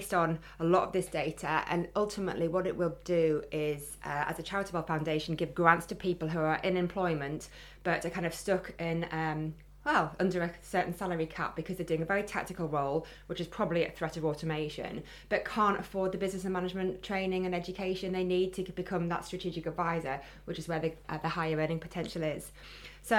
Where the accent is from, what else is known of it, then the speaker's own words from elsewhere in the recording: Geordie, North East England, United Kingdom; accent: Geordie; my Geordie accent